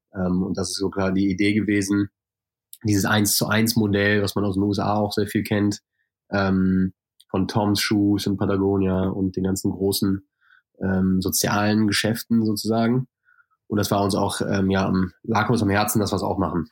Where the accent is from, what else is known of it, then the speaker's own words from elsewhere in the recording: Germany; moved away; ich komme natürlich aus Deutschland, äh, sehr aus einem sehr fleischlastigen Haushalt